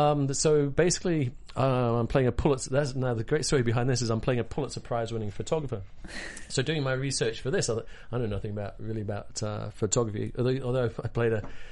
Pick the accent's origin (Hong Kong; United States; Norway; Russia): Hong Kong; I grew up in Hong Kong as a kid, so I speak Cantonese, which is the craziest thing.